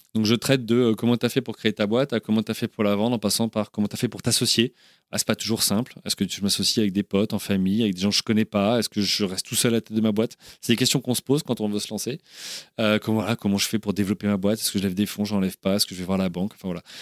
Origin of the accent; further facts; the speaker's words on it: Orléans, Centre-Val de Loire, France; moved away as an adult; now in England, United Kingdom; tous les deux, on est originaire d'Orléans ou d'à côté